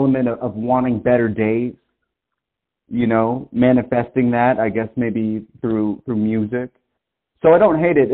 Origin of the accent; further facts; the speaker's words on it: Boston, Massachusetts, United States; now in Portland, United States; I'm initially from Boston, but I live in Portland right now